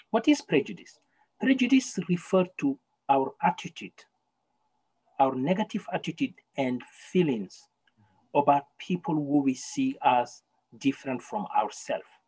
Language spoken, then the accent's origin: English; Canada; English is a second language; We should start thinking that as Canadians, we have a problem. We have systemic racism here, and it is a Canadian thing. And as Canadian, we can resolve it.